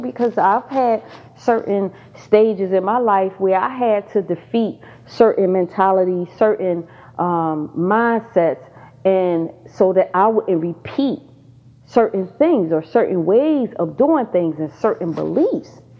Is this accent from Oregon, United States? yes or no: no; Pennsylvania, United States; now in Georgia, United States; I just moved back to Georgia. I'm originally from Pennsylvania.